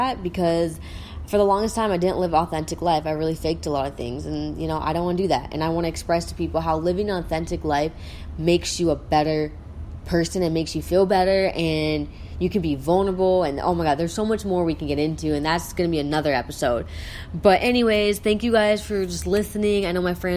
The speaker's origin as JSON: {"language": "English", "region": "South Dakota", "country": "United States", "said": "I'm from South Dakota"}